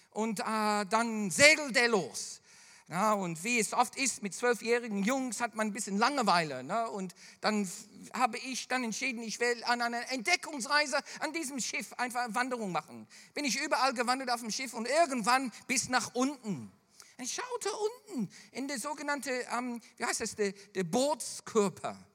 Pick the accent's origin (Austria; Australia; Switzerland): Australia; Melbourne, Victoria; da, wo ich groß geworden bin in Melbourne, gibt es dann zwei Stunden äh, von Melbourne entfernt eine Insel